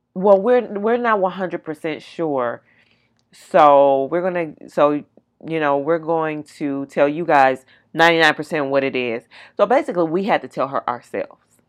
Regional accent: California, United States; moved away; We're all from California

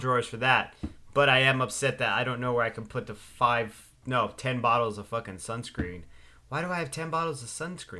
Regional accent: West Coast, United States; I grew up on the West Coast, loving the East Coast

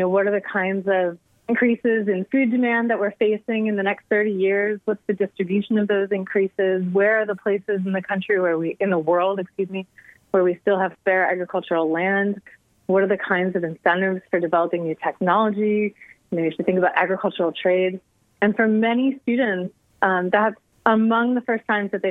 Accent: Champaign-Urbana, Illinois, United States; moved away as an adult; I am from Champaign-Urbana originally.

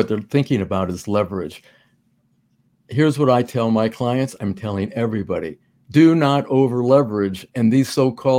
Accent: Manhattan Beach, California, United States; now in Florida, United States; I'm from Manhattan Beach.

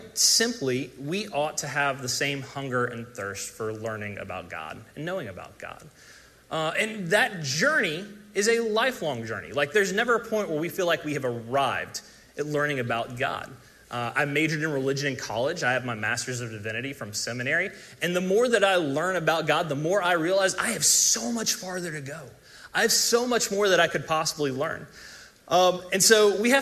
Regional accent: South Carolina, United States; moved away; I'm from South Carolina originally

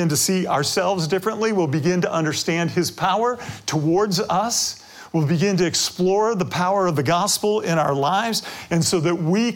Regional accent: Detroit, Michigan, United States; I grew up near 8 Mile Road

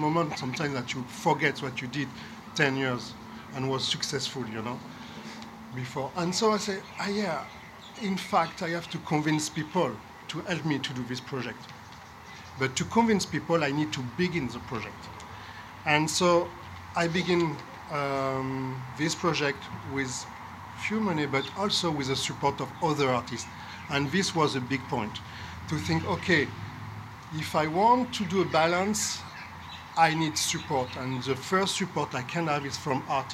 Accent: Marseille, Provence-Alpes-Côte d'Azur, France; English is a second language; I'm from Marseille

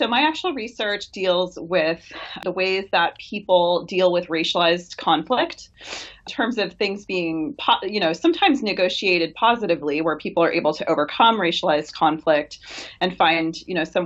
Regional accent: Washington, United States; moved away; I'm from Washington State originally, so it's based where I grew up

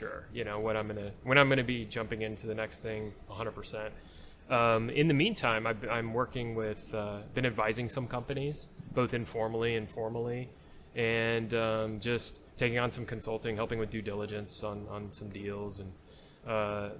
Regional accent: Texas, United States; we're from Texas.

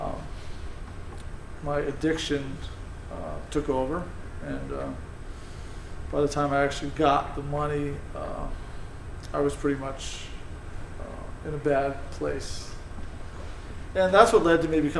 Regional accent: South Windsor, Connecticut, United States; I grew up in South Windsor, the youngest of four, and had a fairly normal childhood

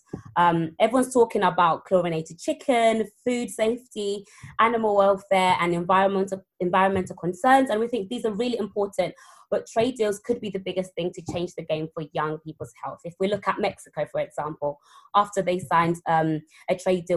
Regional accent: London, United Kingdom; also born or lived in Zimbabwe; So I grew up in South London

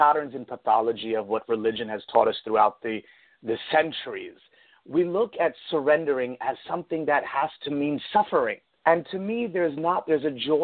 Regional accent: New York, United States; moved away as an adult; also born or lived in Italy / Connecticut; now in Florida, United States; I'm originally from New York. I was born and raised in New York. I grew up in Italy, and I moved down to Florida 7 years ago.

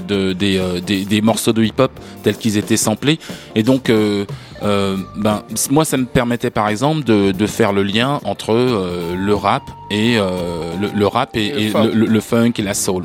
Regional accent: France

